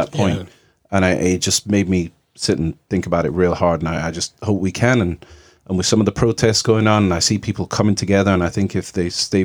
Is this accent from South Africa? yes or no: no; England, United Kingdom; now in United States; I'm from England. So I'm British and European, and parents are from Jamaica